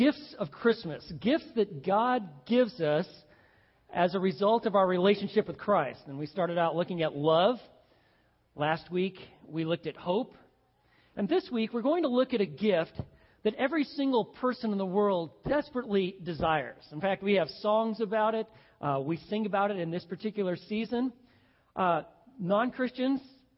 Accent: Montana, United States; when I was a kid growing up in Montana

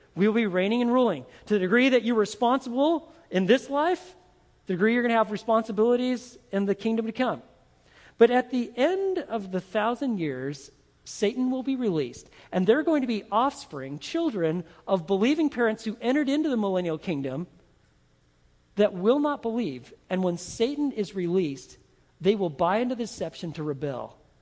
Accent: Texas, United States; I'm from Texas, and if I'm a Texas Christian believer

